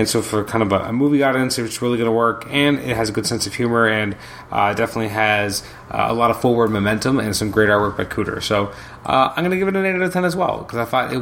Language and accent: English; Canada; I'm Canadian